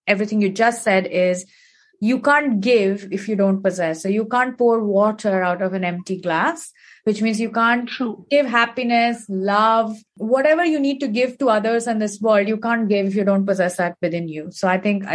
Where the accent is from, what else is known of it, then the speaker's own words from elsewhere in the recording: India; growing up in India, we have heard about this in terms of our scriptures and our ancestors